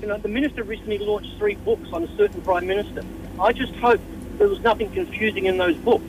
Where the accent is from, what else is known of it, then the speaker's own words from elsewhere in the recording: Australia; now in Malaysia; I'm from Australia